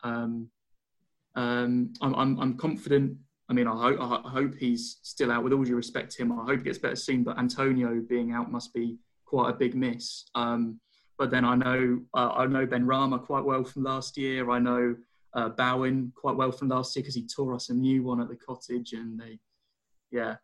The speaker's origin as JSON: {"language": "English", "region": "London", "country": "United Kingdom", "said": "I'm from Wimbledon"}